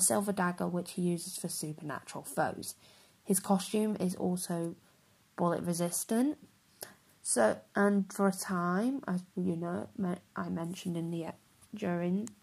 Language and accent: English; the north of England, United Kingdom; I am from Northern England, but I'm not Scottish